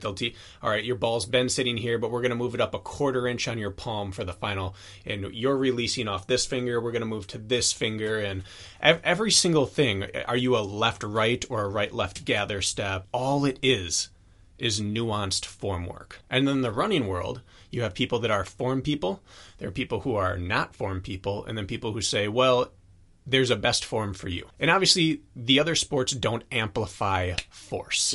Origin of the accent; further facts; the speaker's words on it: Wisconsin, United States; I'm from Wisconsin